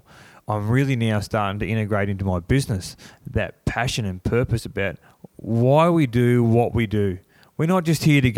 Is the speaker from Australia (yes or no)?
yes; Cobar, New South Wales, Australia; now in Sydney, Australia; I'm a kid from Bourke Street, Cobar